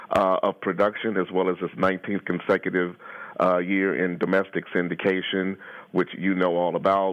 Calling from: Detroit, Michigan, United States; Well, I'm calling you from Detroit this morning. I'm in Detroit.

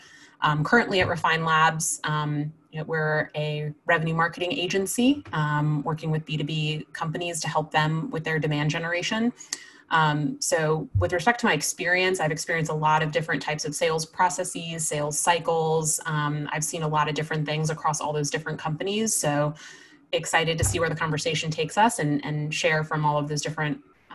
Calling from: New York City, New York, United States; I'm in New York City in Queens, in my basement.

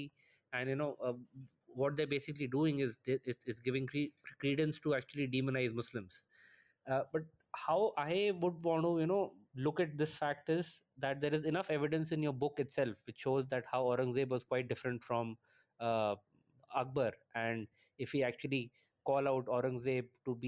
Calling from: Noida, Uttar Pradesh, India; I'm calling from Noida, India

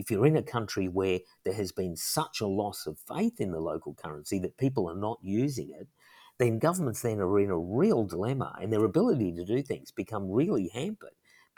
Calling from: Sydney, New South Wales, Australia; So I'm talking from Australia, and if I went to a shop just here in Sydney

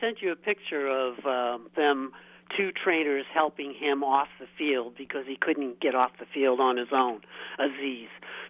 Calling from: Portland, Maine, United States; Oh, this is … from Portland, Maine.

